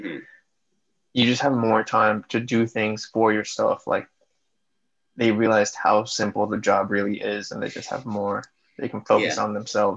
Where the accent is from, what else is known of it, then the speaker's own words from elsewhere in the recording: United States; as an American